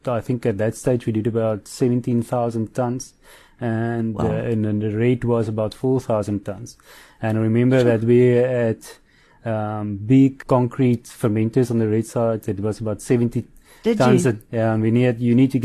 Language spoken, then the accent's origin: English; Bredasdorp, Western Cape, South Africa; I grew up in Bredasdorp, there's only wheat and rye and all of those around us.